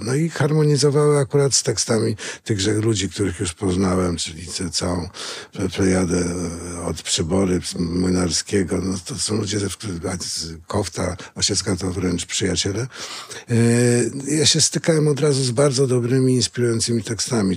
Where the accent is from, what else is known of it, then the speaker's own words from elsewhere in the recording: Greater Poland, Poland; jestem też trochę wielkopolanin. Wchodziłem tam do czterech ogólniaków, skończyłem tam studia